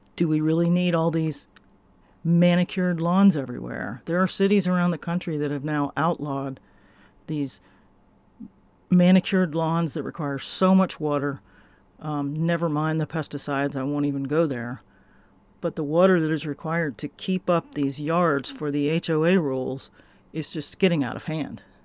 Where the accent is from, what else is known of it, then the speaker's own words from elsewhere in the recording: Florida, United States; I am from Florida